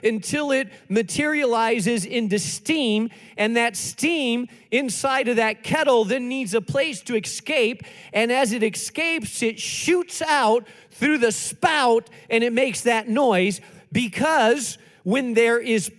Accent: Spain; moved away; I grew up in Spain

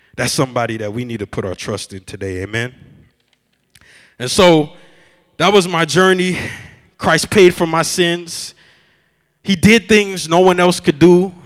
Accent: Miami, Florida, United States; now in Chicago, United States; I'm from Miami

